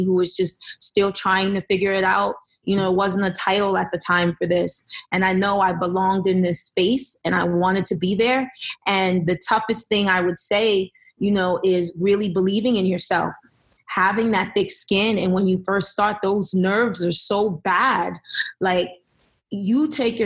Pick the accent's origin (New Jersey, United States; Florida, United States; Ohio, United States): New Jersey, United States; Elizabeth; I grew up in Elizabeth, New Jersey